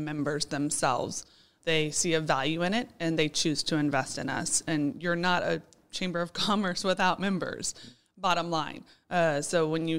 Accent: Houston, Texas, United States; moved away as an adult; now in Boerne, United States; I'm originally from Houston and born and raised

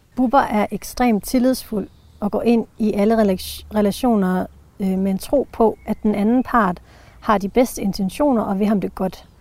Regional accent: Jutland, Denmark; kommer jeg fra Jylland

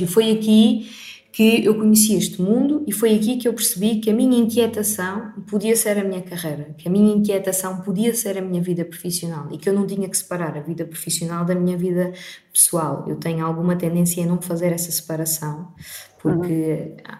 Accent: Portimão, Algarve, Portugal; moved away; o Algarve, e eu nasci em Portimão, não tem tantas oportunidades como uma grande cidade

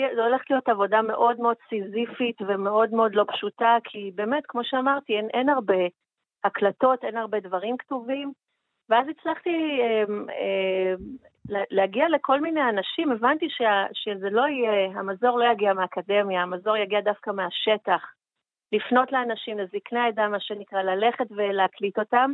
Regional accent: Iran; now in Israel; נכון, נולדתי שם. ההורים התחתנו בישראל וירדו למצרים כמעט, ירדו לפרס בחזרה, לאיראן

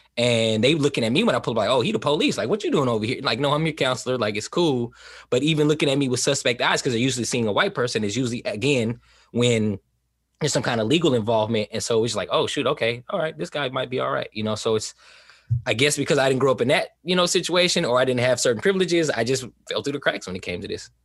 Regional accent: Oakland, California, United States; also born or lived in East Saint Louis, Illinois; originally from East Saint Louis, Illinois, that's where I was born, uh, but I was brought up in Southern California, and I feel like I was raised in, like, the Bay Area, Oakland, California

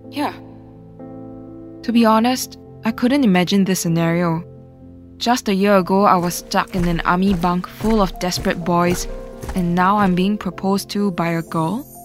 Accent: Santa Rosa, Laguna, Philippines; You see, I come from Santa Rosa, Philippines, while my partner V hails from Sarpsborg, Norway.

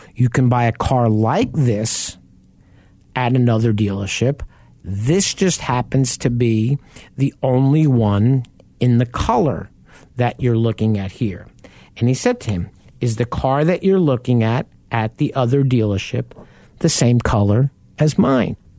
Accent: Long Island, New York, United States; I grew up on Long Island and we lived right off the Southern State Parkway.

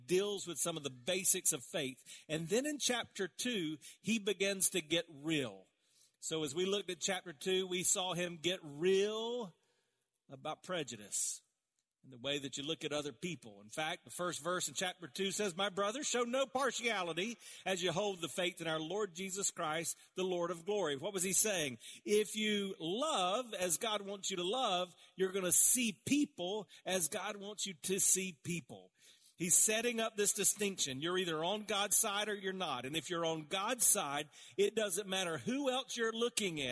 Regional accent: South Carolina, United States; I grew up around in South Carolina

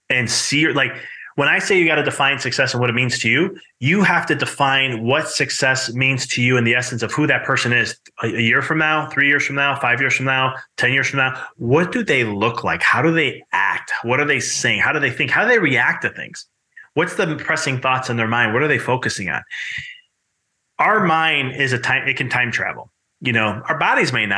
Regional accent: Chicago, Illinois, United States; moved away; I'm originally from Chicago

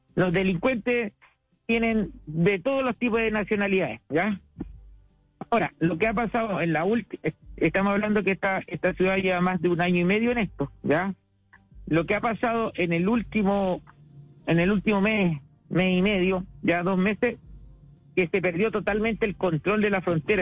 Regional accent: Chile; now in Iquique, Chile; como diríamos chilenos

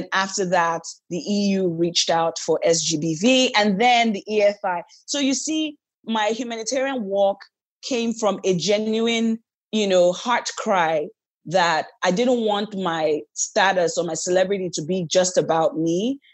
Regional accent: Niger Delta, Nigeria; because I'm from the Niger Delta, where there's a prevalence of guns and ammunition in the wrong hands

